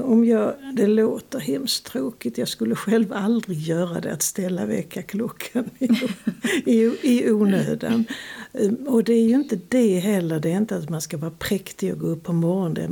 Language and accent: Swedish; Sweden; moved away; also born or lived in Lund; växte jag upp på landet